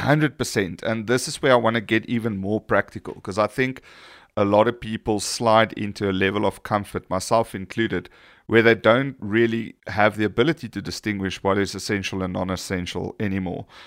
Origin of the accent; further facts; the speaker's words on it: South Africa; we are South African